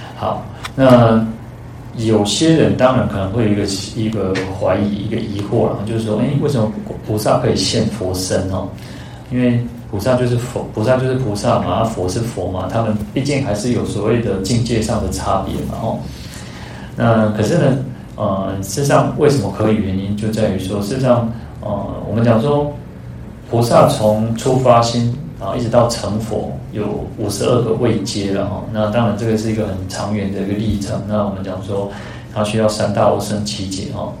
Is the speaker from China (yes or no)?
no; Taiwan; 我们的同样出生在台湾